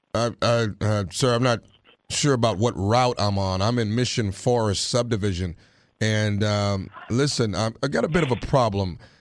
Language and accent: English; Texarkana, United States; moved away; my hometown, Texarkana